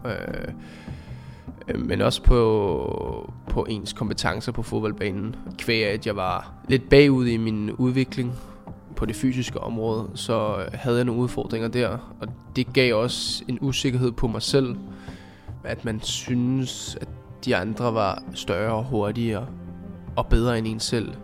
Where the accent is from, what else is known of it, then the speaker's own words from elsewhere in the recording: Copenhagen, Capital Region of Denmark, Denmark; moved away; jeg kommer ud fra Amager og boede derude dengang